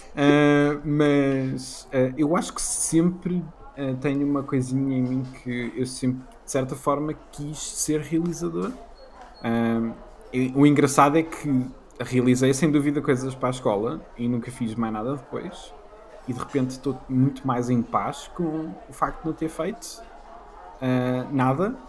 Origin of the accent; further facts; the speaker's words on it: Leiria, Leiria District, Portugal; moved away; cresci em Leiria, portanto, não era Lisboa nem Porto